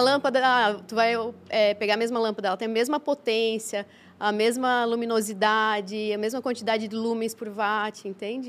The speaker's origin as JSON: {"language": "Portuguese", "town": "Blumenau", "region": "Santa Catarina", "country": "Brazil", "tie": "born or raised there", "also_born_or_lived": "China", "said": "meus pais somos naturais de Blumenau"}